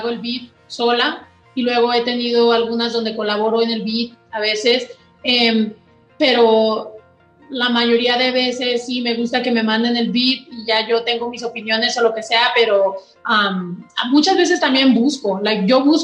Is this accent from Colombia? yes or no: no; Mexico; yo por eso siempre he querido destacar y decir soy mexicana y en cada canción lo digo porque quiero que sepa que es un orgullo